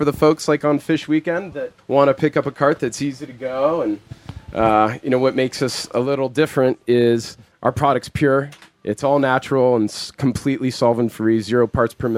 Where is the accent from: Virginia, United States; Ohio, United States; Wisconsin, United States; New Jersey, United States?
Ohio, United States; also born or lived in South Africa; now in Colorado, United States; Was raised in Ohio